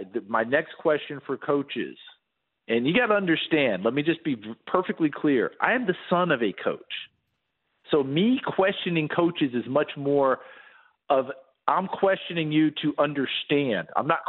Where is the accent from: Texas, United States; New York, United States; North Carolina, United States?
New York, United States; I grew up in New York State.